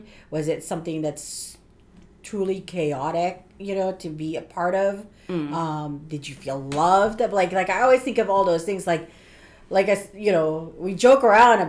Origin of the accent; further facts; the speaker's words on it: Philippines; I'm Filipino, so we have a different culture in a sense